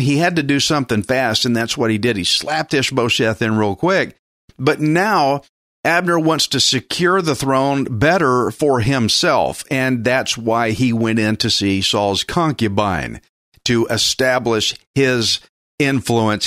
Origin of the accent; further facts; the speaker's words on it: Texas, United States; I'm Texan